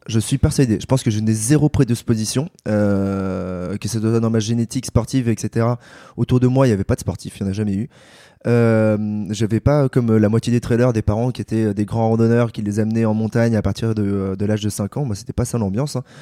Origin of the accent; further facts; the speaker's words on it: Paris, Île-de-France, France; j'ai 28 ans, je suis parisien